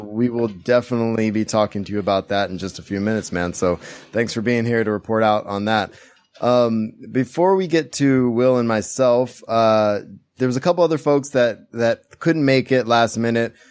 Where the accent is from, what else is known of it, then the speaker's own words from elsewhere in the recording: Central Valley, California, United States; where I grew up in the Central Valley in California